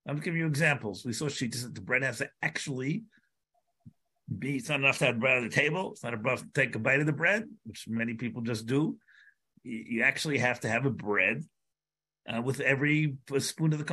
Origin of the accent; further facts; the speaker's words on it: United States; I'm an American